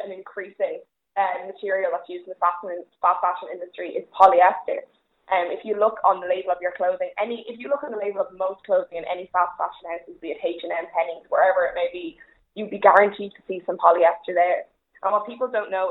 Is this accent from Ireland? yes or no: yes; Ireland; as an Irish person